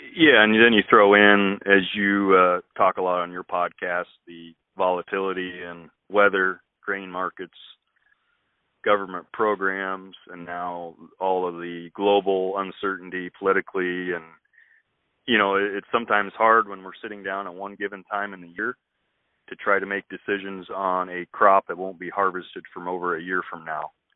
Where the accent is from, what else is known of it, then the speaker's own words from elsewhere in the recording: west central Illinois, United States; moved away as an adult; also born or lived in eastern Iowa; now in Iowa, United States; I actually grew up on a family farm down in west central Illinois